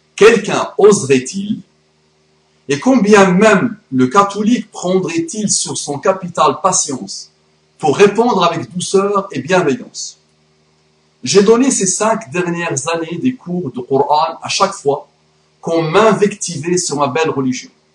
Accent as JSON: {"language": "French", "country": "France", "said": "mon pays, mon beau pays, la France"}